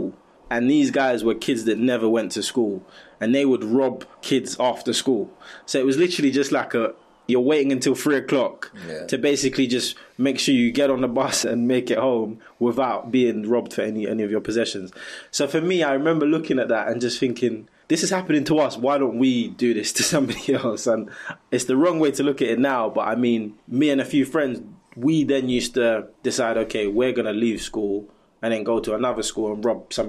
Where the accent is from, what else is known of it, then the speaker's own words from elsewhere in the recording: London, United Kingdom; I grew up in Hackney. I was raised by a single mum